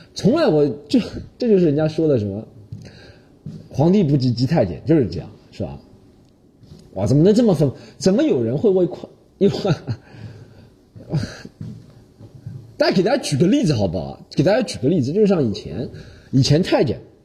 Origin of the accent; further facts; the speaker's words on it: China; 中国学生，咱们中国读复旦大学